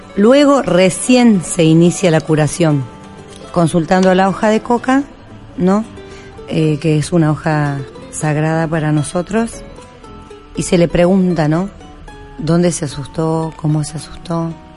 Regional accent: Perico, Jujuy, Argentina; yo tenía en mi casa allá en Jujuy, en Perico, yo soy de Perico

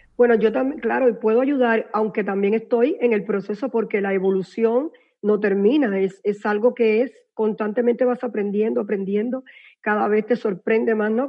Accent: Cuba; soy cubana

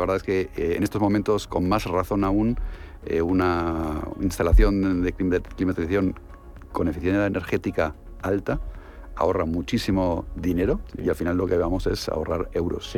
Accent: Germany; soy español, soy alemán

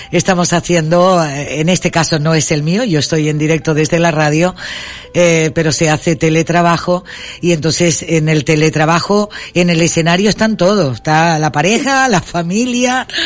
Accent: Canary Islands, Spain; Qué bueno, y yo de Gran Canaria.

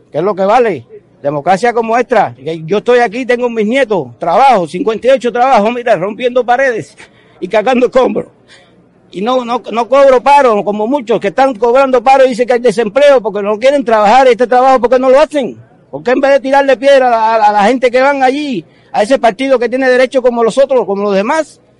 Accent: Cuba; now in Spain; Yo no soy español, pero me siento español, mi abuelo era español. Y soy cubano

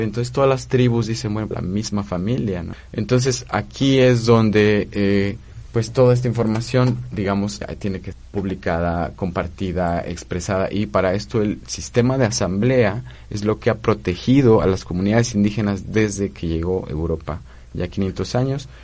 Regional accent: Mexico; aquí en México, digamos, sí nos dicen latinos, pero pues no somos esos latinos, somos estos mestizos

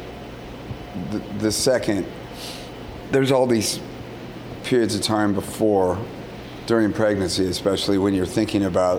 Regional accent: California, United States; I'm from California

